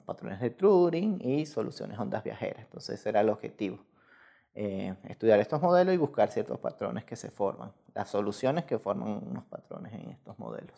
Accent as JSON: {"language": "Spanish", "region": "Lara", "country": "Venezuela", "tie": "born or raised there", "moved": "as an adult", "lives_now": "Mexico", "said": "soy venezolano, este, nací en Venezuela ya hace algunos añitos ya"}